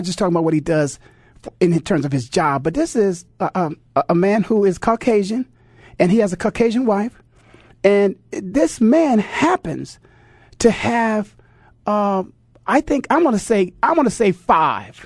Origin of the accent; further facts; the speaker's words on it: Canton, Ohio, United States; when I was growing up in Canton, Ohio